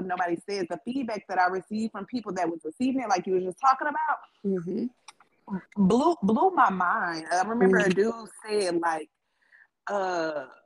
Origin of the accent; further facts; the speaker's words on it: Milwaukee, Wisconsin, United States; I grew up in Milwaukee